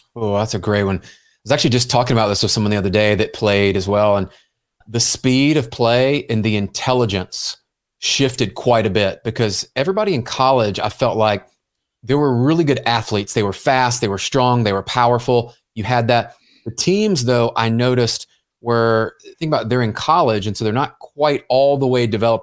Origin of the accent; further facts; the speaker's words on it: Memphis, Tennessee, United States; moved away; I grew up in Memphis, Tennessee